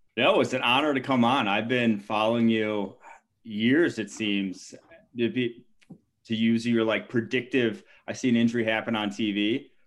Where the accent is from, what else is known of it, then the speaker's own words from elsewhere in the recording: Milwaukee, Wisconsin, United States; moved away; I'm from Milwaukee originally